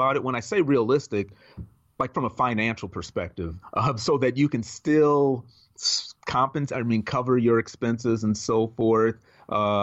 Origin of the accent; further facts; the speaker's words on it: Minneapolis, Minnesota, United States; moved away as an adult; now in Los Angeles, United States; I was born and raised in Minneapolis, Minnesota. And I lived there for my entire life up until a year ago